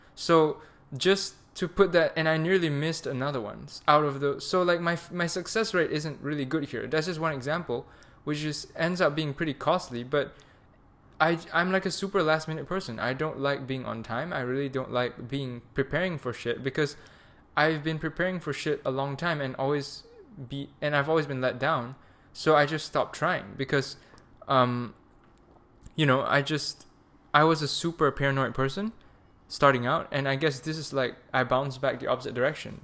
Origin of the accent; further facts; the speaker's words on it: Malaysia; moved away as an adult; now in Germany; I'm Malaysian, so when you have a visa issue, you go back to Malaysia